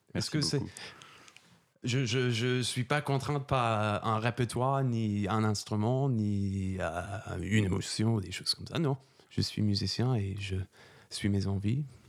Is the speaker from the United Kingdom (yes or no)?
yes; England, United Kingdom; French is a second language; moved away as an adult; also born or lived in Germany / Cologne, Germany / Italy; now in Paris, France; j'étais choriste dans, les... dans une cathédrale en Angleterre. C'est là où j'ai appris la musique. Euh... je commençais quand j'avais 8 ans.